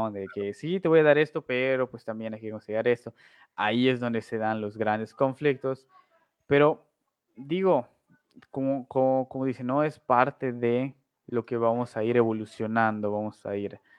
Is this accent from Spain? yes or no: no; Uruguay; Y yo soy uruguayo